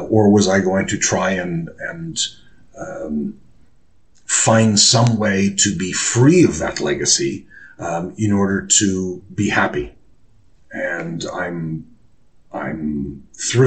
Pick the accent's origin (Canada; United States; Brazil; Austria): Canada; Toronto, Ontario; accent: Canadian; now in United Kingdom; my accent is not British. Canadian, if you please, not American